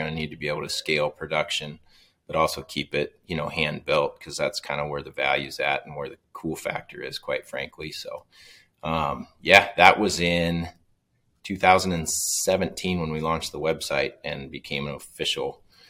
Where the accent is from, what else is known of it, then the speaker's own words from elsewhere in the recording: O'Neill, Nebraska, United States; I was back home in my hometown of O'Neill